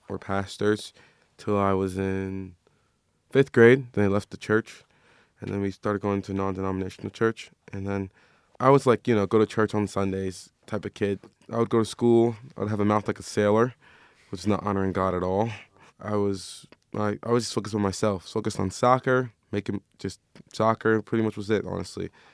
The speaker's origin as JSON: {"language": "English", "region": "Maryland", "country": "United States", "moved": "yes", "lives_now": "Phoenix, United States", "said": "I'm from Maryland."}